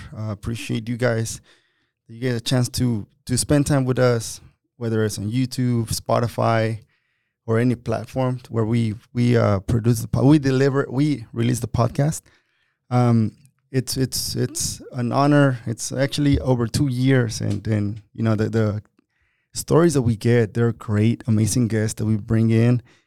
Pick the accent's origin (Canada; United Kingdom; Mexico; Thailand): Mexico; now in United States; I'm a Mexican. I was born in Mexico. I've been in this country for twenty-three years